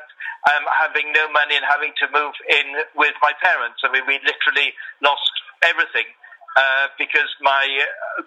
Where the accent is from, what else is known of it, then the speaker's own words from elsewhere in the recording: Wales, United Kingdom; now in London, United Kingdom; I'm originally from Wales. That's sort of my background, and been living in London for a while